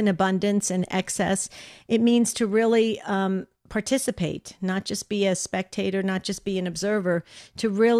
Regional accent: New Jersey, United States; I grew up in New Jersey

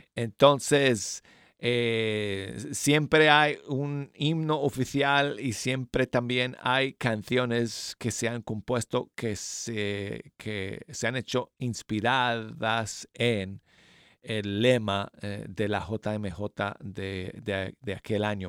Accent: Denver, Colorado, United States; moved away; Mi ciudad natal de Denver, Colorado.

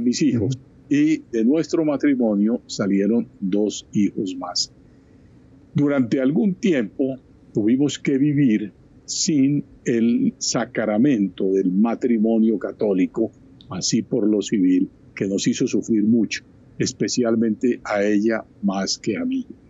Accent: Barranquilla, Atlántico, Colombia; moved away as an adult; also born or lived in Bogotá / Chile / Ecuador / Madrid; yo he pasado mi juventud, mi niñez, mi edad temprana, en Barranquilla, en la costa atlántica

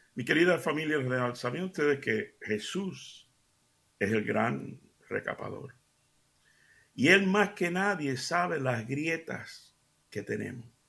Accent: Seville, Andalusia, Spain; moved away; yo soy un americano criado de padres cubanos, criado en Sevilla, España

